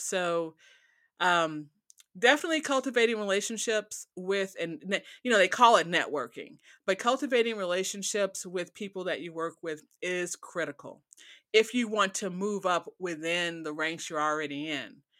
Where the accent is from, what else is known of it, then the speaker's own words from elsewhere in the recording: Chicago, Illinois, United States; moved away as an adult; also born or lived in Gary / Dallas / Detroit / Austin; now in Oklahoma, United States; I grew up in Chicago, I worked in Gary, which was nearby